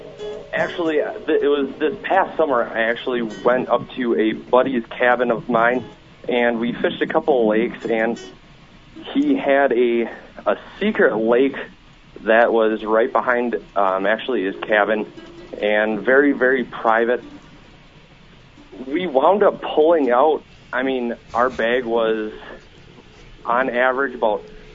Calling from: Michigan, United States; calling from actually Michigan right now.

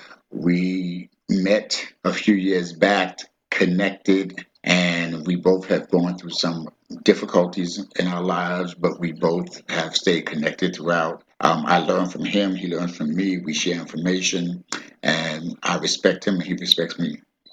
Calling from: Harlem, New York, United States; I'm logging in from Harlem, New York.

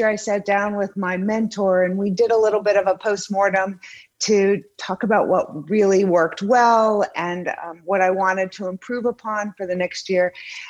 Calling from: Naples, Florida, United States; I am in Naples, Florida.

